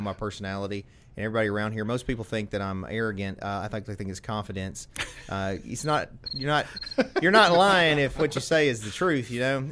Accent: United States; So I've always lived

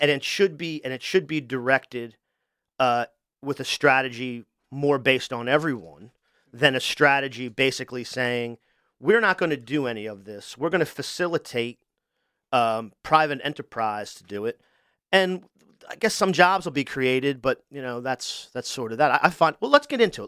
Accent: Wilmington, Delaware, United States; I'm from Wilmington, too

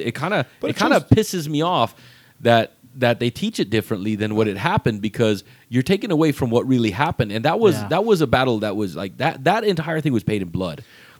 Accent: Texas, United States; We're American. Yeah. Like I was born and raised here.

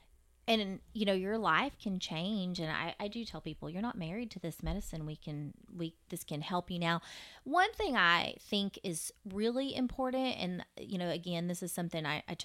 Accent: Fort Worth, Texas, United States; I'm from Fort Worth.

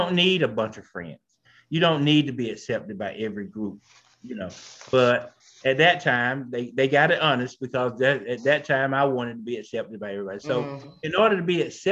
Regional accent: Marshville, North Carolina, United States; born and bred here in North Carolina, down in a small town named Marshfield

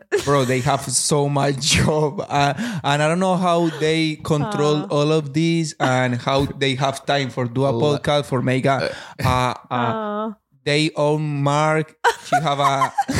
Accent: Colombia; English is a second language; I am religion from Colombia. For like in my school in Colombia, always like give us like God and God.

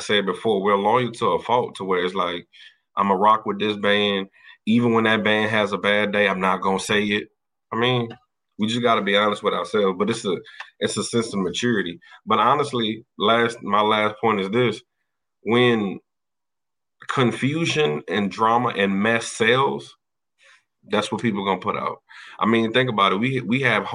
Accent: Louisiana, United States; I march for Prairie View, but I'm from Louisiana

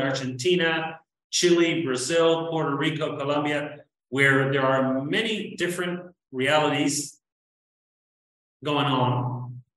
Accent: New Zealand; now in Latin America; I'm from New Zealand and I've been living in Latin America forever

